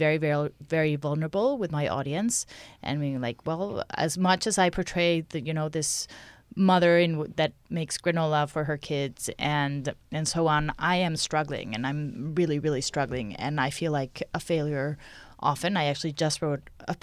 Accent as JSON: {"language": "English", "country": "Mexico", "moved": "as an adult", "lives_now": "Canada", "said": "I'm from Mexico"}